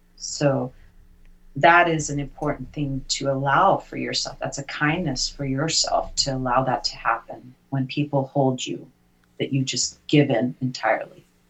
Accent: United Kingdom; now in United States; I'm British by birth

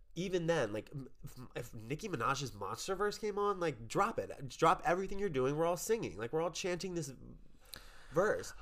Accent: New Orleans, Louisiana, United States; I am from New Orleans.

